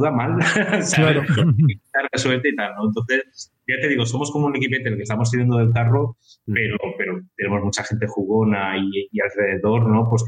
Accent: Valencia, Valencian Community, Spain

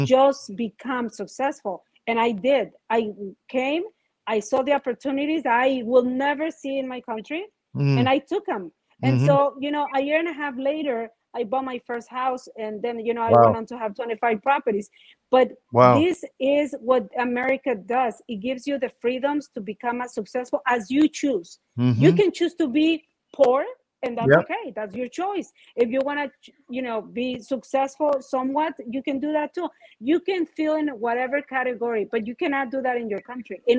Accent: Mexico; now in Miami, United States; I come from Mexico. When I moved, I was very young

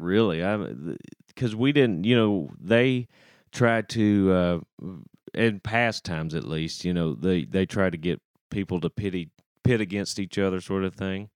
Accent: Shelbyville, Texas, United States; now in Nashville, United States; growing up in Shelbyville

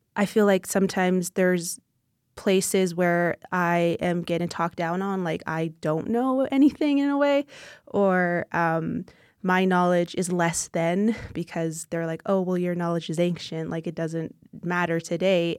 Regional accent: Siksika Nation, Alberta, Canada; I am from the Siksika Nation, which is a part of the Blackfoot Confederacy. Um, I reside on my own traditional territories.

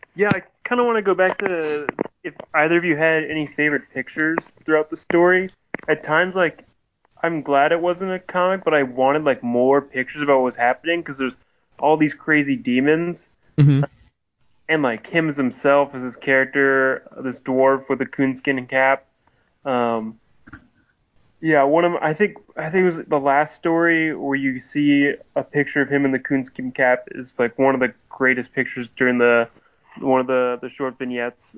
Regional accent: Oregon coast, United States; I grew up in the Oregon coast

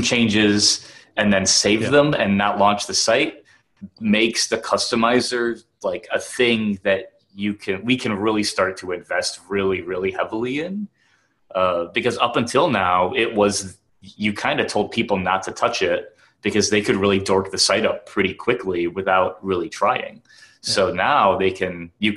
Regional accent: Wisconsin, United States; I'm from Wisconsin

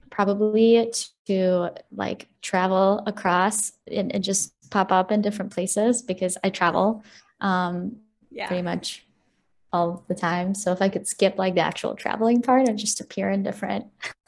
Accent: Chicago, Illinois, United States; also born or lived in Ukraine; I'm from Ukraine. So we moved in 2002. So Chicago is, I would say, my hometown.

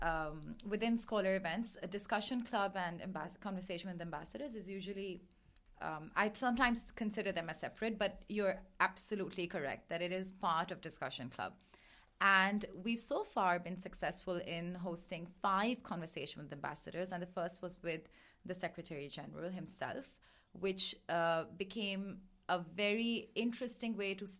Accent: Pakistan; now in Beijing, China; I'm from Pakistan. I've been living in Beijing for a few years

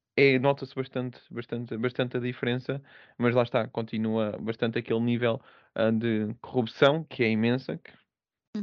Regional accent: Portugal; moved away as an adult; also born or lived in United Kingdom / Angola / Scotland; now in Poland; nós, tanto portugueses como brasileiros

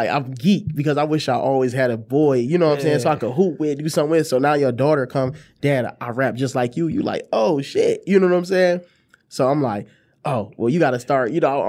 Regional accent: Detroit, Michigan, United States; I said, my fault, fam, I'm from Detroit.

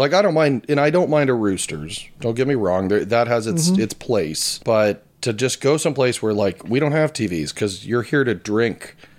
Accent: Centerville, Ohio, United States; So I'm from Centerville

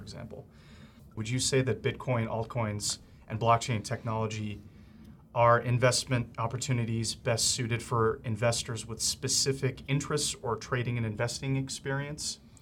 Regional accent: Glenview, Illinois, United States; my hometown of Glenview, Illinois.

